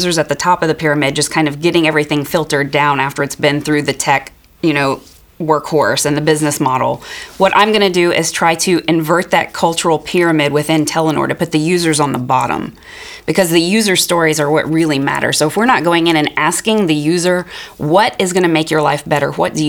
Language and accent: English; United States; moved away as an adult; now in Norway; I am American.